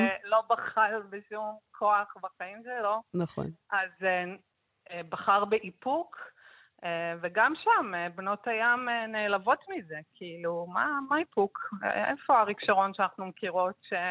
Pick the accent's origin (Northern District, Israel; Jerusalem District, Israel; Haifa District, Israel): Jerusalem District, Israel; Jerusalem; אני גדלתי בירושלים בניינטיז, אז חוויתי הרבה מאוד פיגועים.